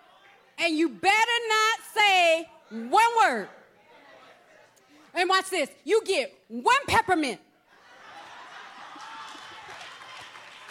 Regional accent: Texas, United States; moved away; I'm from Texas

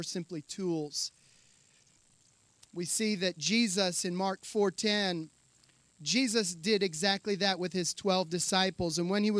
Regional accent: Tanzania; I grew up there in Tanzania. I went when I was 10 years old.

